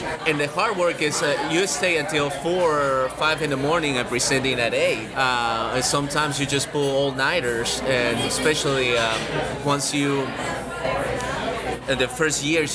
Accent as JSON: {"language": "English", "region": "Lima", "country": "Peru", "tie": "born or raised there", "moved": "as an adult", "lives_now": "Austin, United States", "said": "I'm from Lima, Peru. I study architecture there"}